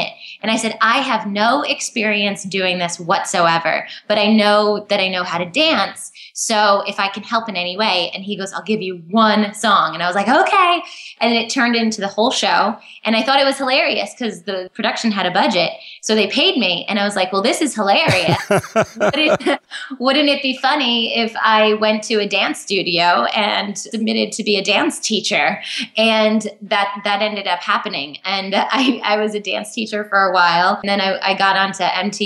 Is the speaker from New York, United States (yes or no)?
yes; New York, United States; Born and raised in New York, an hour north of the city